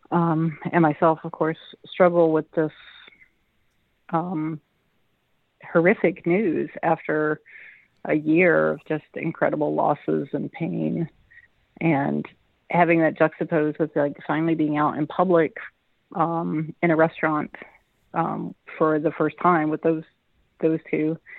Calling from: Madison, Wisconsin, United States; I'm in Madison, Wisconsin.

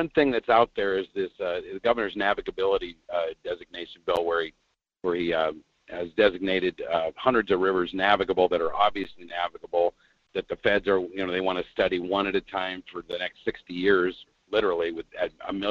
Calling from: Fairbanks, Alaska, United States; Hey, this is … in Fairbanks

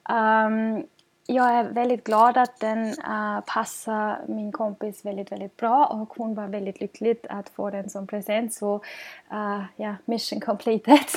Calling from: Gothenburg, Västra Götaland, Sweden; och jag kommer till er från Göteborg i Sverige.

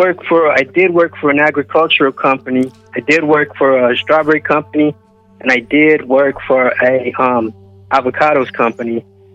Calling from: Oxnard, California, United States; I'm calling from Oxnard, California.

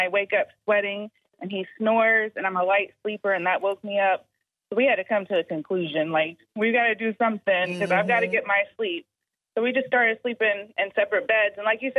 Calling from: Charleston, United States

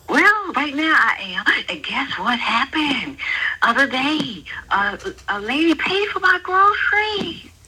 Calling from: Atlanta, Georgia, United States; calling from Atlanta, Georgia.

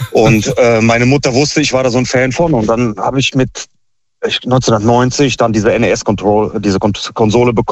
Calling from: Meckenheim, North Rhine-Westphalia, Germany; Ich komme aus Meckenheim.

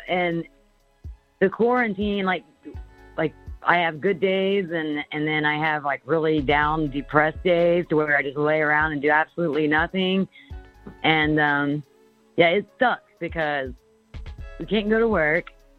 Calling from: Indiana, United States

